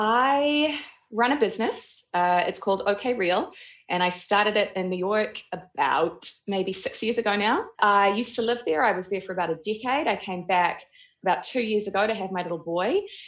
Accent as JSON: {"language": "English", "region": "Auckland", "country": "New Zealand", "tie": "born or raised there", "also_born_or_lived": "Ohakune", "said": "I grew up in New Zealand. I was raised in Oakuni and then Auckland."}